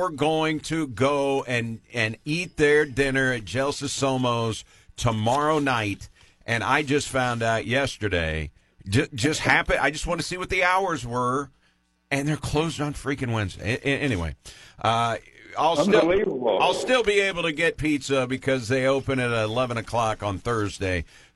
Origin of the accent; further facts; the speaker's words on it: Macomb, Illinois, United States; moved away; my hometown, Macomb, Illinois